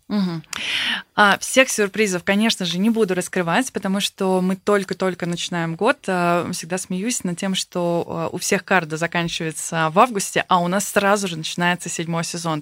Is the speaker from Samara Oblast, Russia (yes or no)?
no; Saint Petersburg, Russia; я вот сама из Санкт-Петербурга